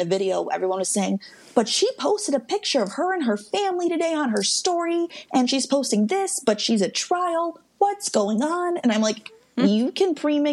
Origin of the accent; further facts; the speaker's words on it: Midwest, United States; I'm from the Midwest